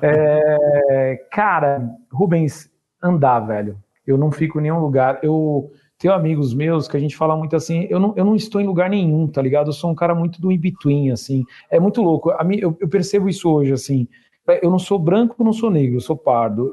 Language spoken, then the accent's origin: Portuguese; ABC region, São Paulo, Brazil; pro lugar que eu nasci